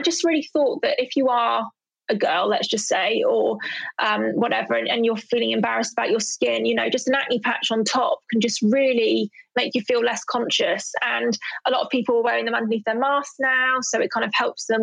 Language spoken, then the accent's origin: English; London, United Kingdom; I'm from Southeast London